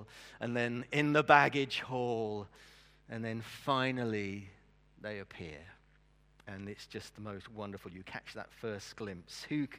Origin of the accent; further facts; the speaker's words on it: Brazil; as a missionary kid, obviously I was brought up in Brazil. If you don't know why I support Brazil as a football team, I spent my early years in Brazil. And my parents were missionaries there.